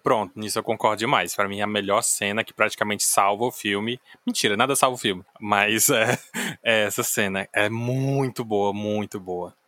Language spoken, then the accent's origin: Portuguese; Ceará, Brazil; eu sou cearense